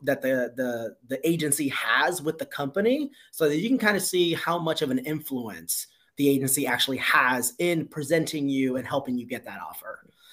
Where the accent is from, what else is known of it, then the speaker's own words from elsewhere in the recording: Miami, Florida, United States; moved away as an adult; also born or lived in South Carolina; born and raised in Miami, went to school in South Carolina